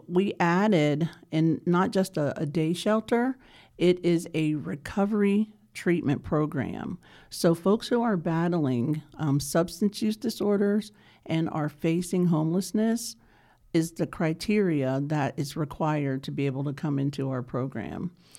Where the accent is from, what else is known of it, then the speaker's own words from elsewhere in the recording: Pittsburgh, Pennsylvania, United States; now in Charlotte, United States; So I'm originally from Pittsburgh, Pennsylvania